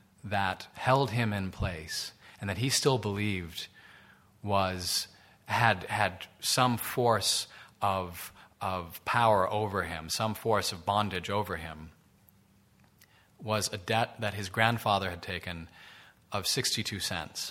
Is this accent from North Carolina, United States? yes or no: no; New York, United States; my hometown of New York